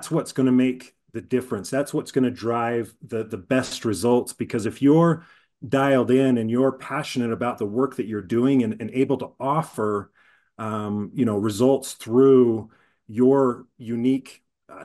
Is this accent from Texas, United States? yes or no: no; Utah, United States; I'm born and raised in Utah